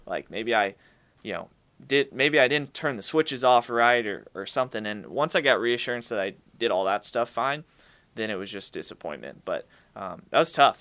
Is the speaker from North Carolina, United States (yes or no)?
yes; Charlotte, North Carolina, United States; I grew up in Charlotte